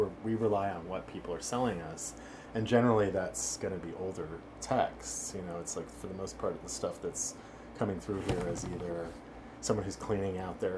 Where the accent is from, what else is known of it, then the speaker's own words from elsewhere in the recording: New York, United States; now in Los Angeles, United States; I came from New York when I got here, and I never had the sense that anybody in LA was going to be like intelligent. I moved here in the 90s